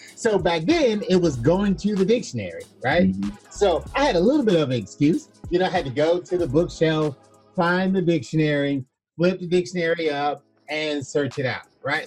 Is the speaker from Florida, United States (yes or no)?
yes; Florida, United States; I was born in Florida, in the United States